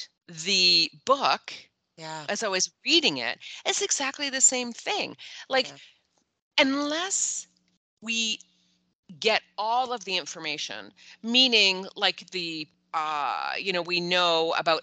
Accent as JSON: {"language": "English", "country": "Canada", "said": "as a Canadian"}